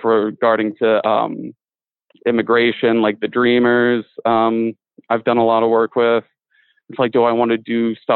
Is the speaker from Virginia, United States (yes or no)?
yes; Richmond, Virginia, United States; It's like my hometown, so I love it. Like, I'll always rep Richmond.